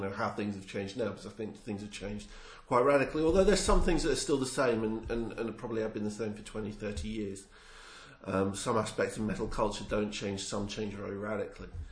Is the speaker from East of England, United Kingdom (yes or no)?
yes; near Watford, East of England, United Kingdom; accent: southern; moved away; I grew up near Watford.